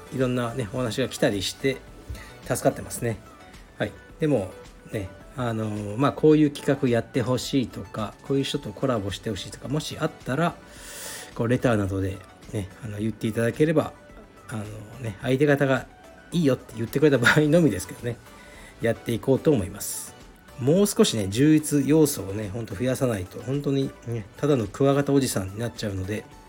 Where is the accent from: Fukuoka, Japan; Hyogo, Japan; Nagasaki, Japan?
Fukuoka, Japan; moved away; 福岡に来いとでうちの実家に泊まれ